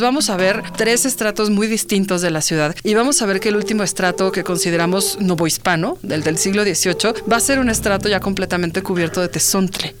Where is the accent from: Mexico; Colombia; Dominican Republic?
Mexico; Mexico City; yo también soy chilanga de origen, eh, nací en Arbarte